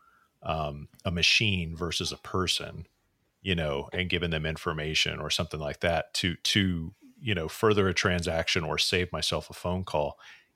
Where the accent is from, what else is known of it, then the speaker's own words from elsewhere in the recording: Texas, United States; I'm also Texan